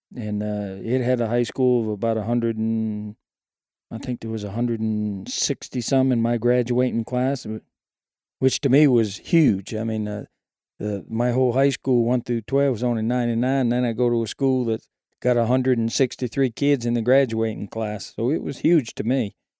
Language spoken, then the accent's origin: English; Maine, United States; now in Shelby, Alabama, United States; I grew up in a little town off the coast of Maine